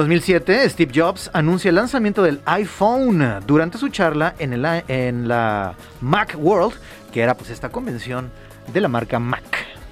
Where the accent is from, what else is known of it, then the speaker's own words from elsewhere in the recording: Mexico; como somos los mexicanos